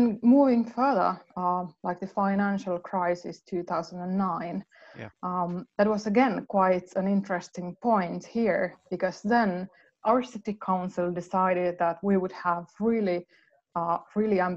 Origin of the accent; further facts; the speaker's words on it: Helsinki, Uusimaa, Finland; moved away as an adult; now in Lahti, Finland; I'm from the Helsinki area originally, and I moved here late 1990s.